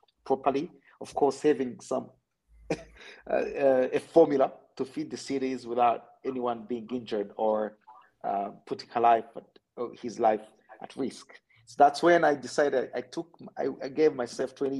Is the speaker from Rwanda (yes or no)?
yes; Rwanda; I'm from Rwanda.